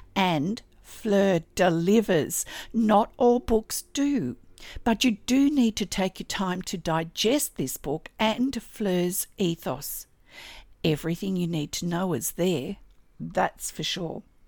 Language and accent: English; Australia; I'm an Australian textile artist, teacher, judge, blogger, and Stitch enthusiast